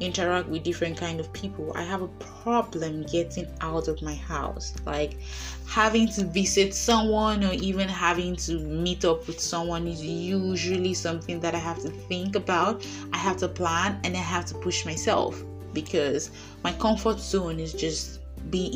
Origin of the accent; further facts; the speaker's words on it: Idah, Kogi, Nigeria; moved away as an adult; also born or lived in Lagos, Nigeria; now in Russia; I was bred and bottered in Ida, Kogi State